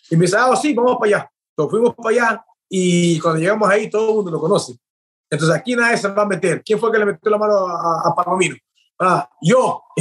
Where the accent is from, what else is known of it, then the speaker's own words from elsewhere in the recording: Peru; also born or lived in Chino, California; now in United States; yo me mudé de Perú y llegué a los Estados Unidos, fue en California, en donde viví por tres años, casi cumplí cuatro años ahí.